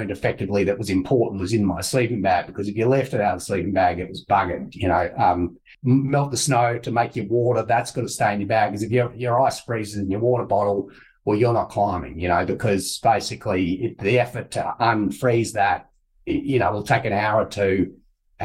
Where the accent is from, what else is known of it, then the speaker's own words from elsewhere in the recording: Toowoomba, Queensland, Australia; I grew up in Toowoomba